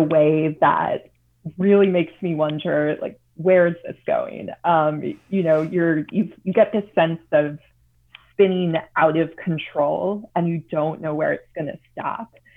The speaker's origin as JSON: {"language": "English", "town": "Chicago", "region": "Illinois", "country": "United States", "tie": "born or raised there", "said": "growing up in the Chicago area"}